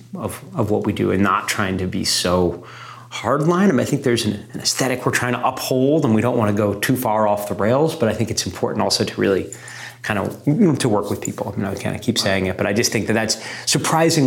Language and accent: English; New York, United States; being like, you know, an American and being particularly a New Yorker